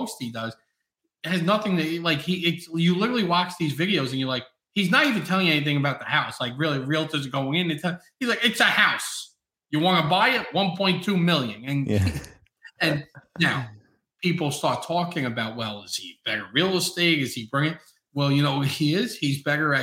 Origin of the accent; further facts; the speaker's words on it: New York City, New York, United States; I'm from Staten Island, New York